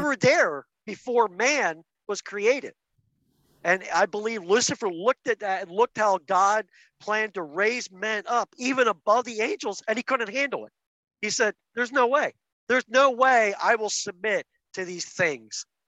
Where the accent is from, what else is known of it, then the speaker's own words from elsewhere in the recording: outside of Philadelphia, Pennsylvania, United States; I was raised outside of Philadelphia as Mennonite